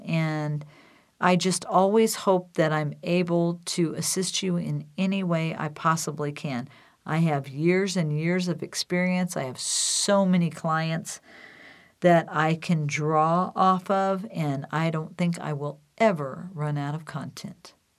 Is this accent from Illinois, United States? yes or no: yes; Decatur, Illinois, United States; now in Wheat Ridge, United States; Decatur, Illinois, my hometown